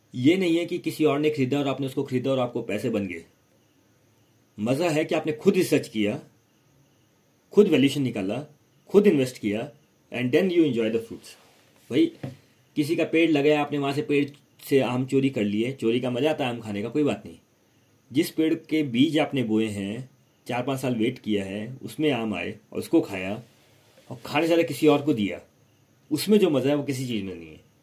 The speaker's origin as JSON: {"language": "Hindi", "country": "India", "said": "मैं इंडियन हूँ इंडिया से बाहर गया ही नहीं कभी"}